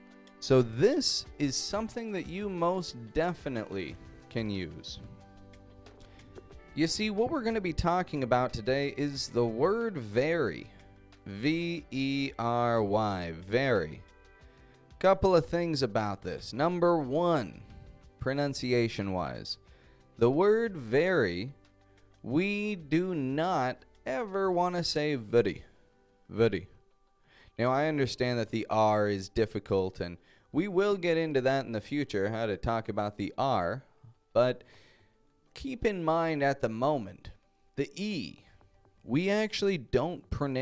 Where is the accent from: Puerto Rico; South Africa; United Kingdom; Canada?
Canada; Toronto, Ontario; first language English; now in Mexico; I'm a Canadian from Toronto, Canada, and I live in Mexico at the moment